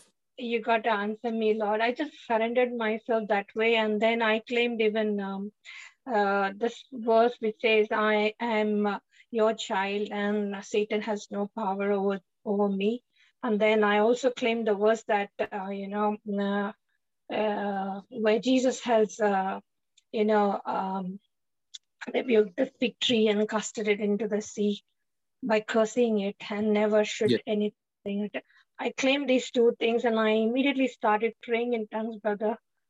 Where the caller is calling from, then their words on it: Melbourne, Victoria, Australia; here from Melbourne.